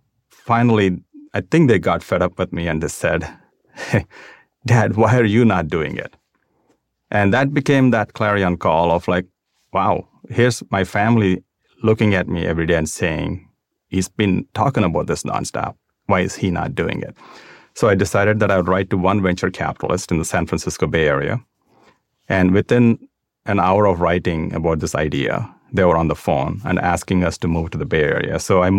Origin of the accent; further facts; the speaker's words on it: South India, India; That was just a neighbor to where I grew up in South India.